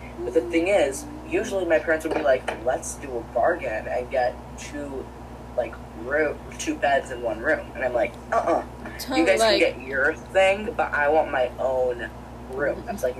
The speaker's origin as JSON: {"language": "English", "region": "California", "country": "United States", "said": "No, MJ, I was saying it kind of slowly because I'm from, like, California."}